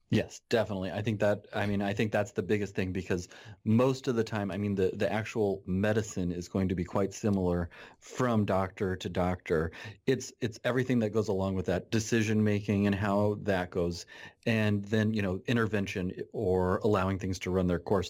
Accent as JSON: {"language": "English", "region": "Nebraska", "country": "United States", "tie": "born or raised there", "said": "I am a, uh, pediatrician in Nebraska. I grew up in my home, or I grew up here where I'm working. I'm back in my hometown"}